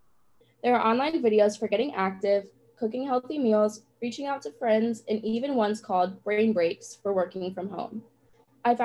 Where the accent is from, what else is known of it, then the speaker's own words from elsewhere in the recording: Cincinnati, Ohio, United States; my hometown of Cincinnati, Ohio